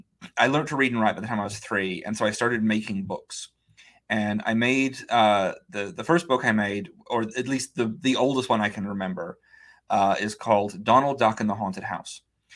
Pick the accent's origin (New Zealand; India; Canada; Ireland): New Zealand; New Zealand